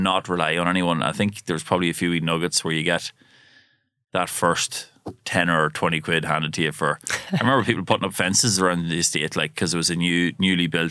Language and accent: English; Monaghan, County Monaghan, Ireland; moved away; also born or lived in New York; I'm from Monaghan and my earliest memories growing up, we came from like a single parent kind of household, 5 kids.